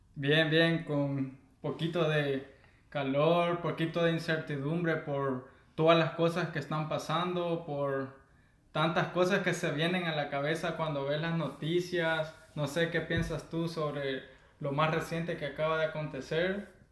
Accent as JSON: {"language": "Spanish", "region": "Santa Ana", "country": "El Salvador", "said": "soy del Salvador, soy de el departamento de Santa Ana, orgullosamente de la tierra morena"}